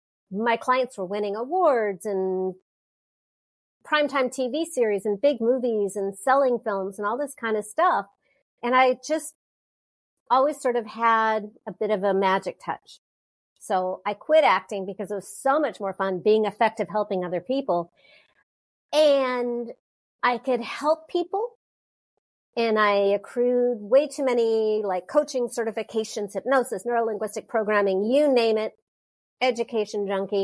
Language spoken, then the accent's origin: English; Southern California, United States; I'm from Southern California